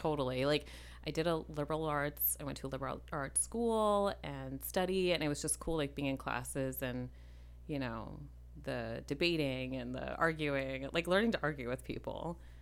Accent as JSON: {"language": "English", "town": "Minneapolis", "region": "Minnesota", "country": "United States", "tie": "born or raised there", "said": "I grew up in Minneapolis, ish"}